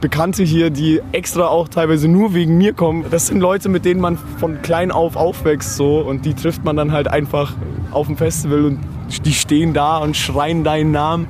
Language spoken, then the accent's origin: German; Herzogenaurach, Bavaria, Germany; Ich bin in Herzogenaurach groß geworden